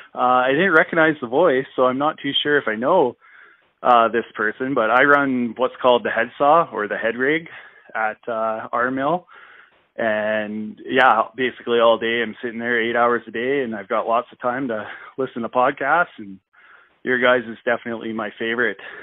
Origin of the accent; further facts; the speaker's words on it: Creston, British Columbia, Canada; my hometown here of Creston, B C, Uh, I actually live here